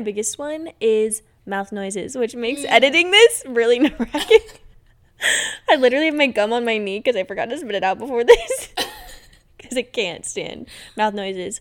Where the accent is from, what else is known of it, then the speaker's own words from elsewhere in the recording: Arizona, United States; I've been born and raised in Arizona. So desert girl for sure